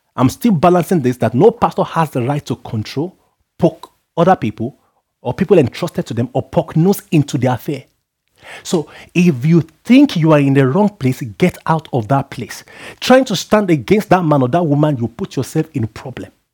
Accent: Nigeria; where I come from as a Nigerian

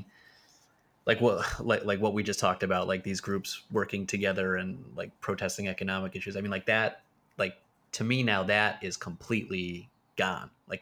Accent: Pennsylvania, United States; moved away; my hometown in Pennsylvania, where things are much cheaper

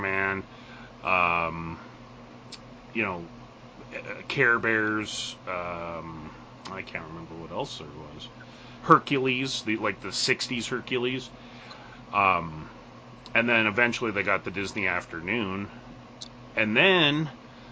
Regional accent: Canada; It was tough growing up sometimes, being a Canadian kid, because we didn't get all the content.

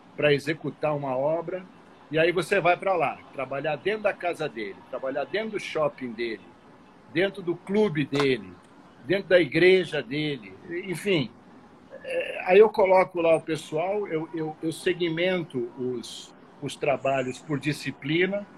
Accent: São Paulo, Brazil; now in Rio de Janeiro, Brazil; Eu sou paulista

